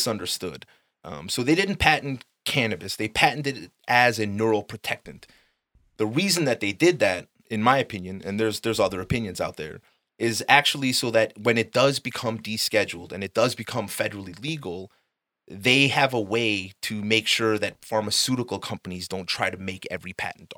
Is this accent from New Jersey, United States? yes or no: no; Chicago, Illinois, United States; also born or lived in Uptown, Chicago / Glenview, Illinois (Glenbrook South High School); I was born in Albany Park, you know, raised back and forth from uptown